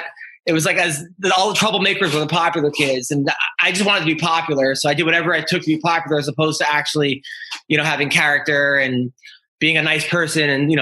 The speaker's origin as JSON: {"language": "English", "town": "Oceanside", "region": "New York", "country": "United States", "also_born_or_lived": "Maine", "moved": "as an adult", "said": "I'm from Oceanside."}